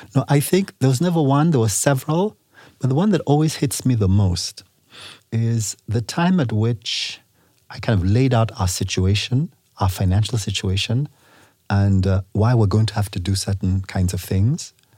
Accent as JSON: {"language": "English", "country": "Nigeria", "also_born_or_lived": "England / United States", "said": "I am from Nigeria"}